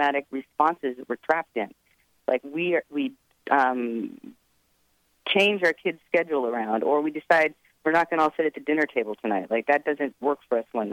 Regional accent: Edmonds, Washington, United States; now in Marin County, United States; I grew up in Edmonds, Washington, in the suburbs

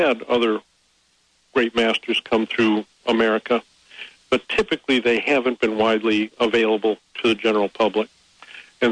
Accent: United States; I'm an American

